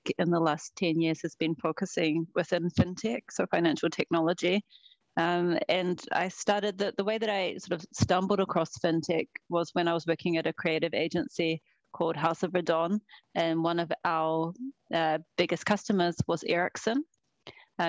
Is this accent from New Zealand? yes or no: yes; New Zealand; moved away as an adult; also born or lived in Sweden; now in Stockholm, Sweden; even though I live in Sweden, I'm from New Zealand originally.